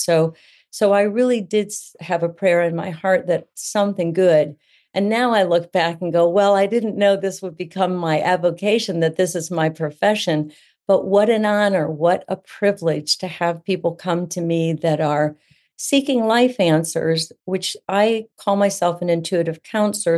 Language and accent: English; Central Florida, United States; also born or lived in New England; I live in Central Florida. I've been here since elementary school. This is home now, although I was born in New England